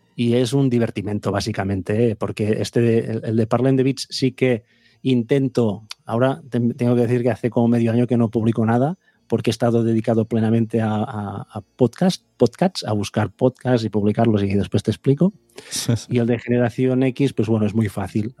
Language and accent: Spanish; Vic, Catalonia, Spain; yo soy de Big